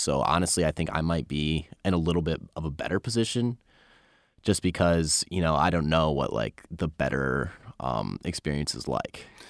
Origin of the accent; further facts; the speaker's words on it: Northeast, United States; moved away as an adult; now in South Carolina, United States; I'm from the Northeast